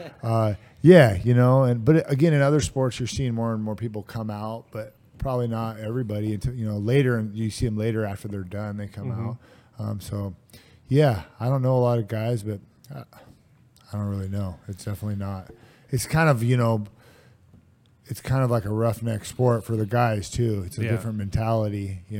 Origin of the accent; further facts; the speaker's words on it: Vancouver, Washington, United States; but I want to do it in my hometown here in Vancouver, most likely.